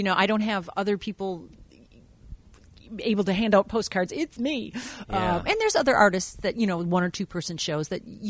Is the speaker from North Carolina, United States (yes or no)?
no; Wisconsin, United States; moved away as an adult; also born or lived in Taiwan; now in Oregon, United States; 25 years ago, I was in Wisconsin, which I'm a Wisconsin native.